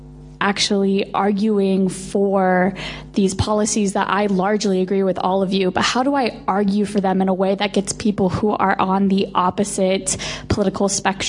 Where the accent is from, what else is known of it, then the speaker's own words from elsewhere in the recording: Florida, United States; moved away as an adult; now in London, United Kingdom; I'm from the United States. I study a master's in health and international development here at the LSE. I'm also a future doctor, hopefully. My question is, I come from a state that's heavily run by conservative politicians, the state of Florida.